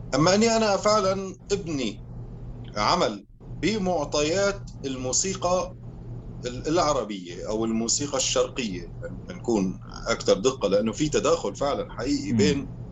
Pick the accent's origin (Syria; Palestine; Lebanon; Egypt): Syria; also born or lived in Aleppo; now in Belgium; انا كموسيقي شامي رح اقول بس سوري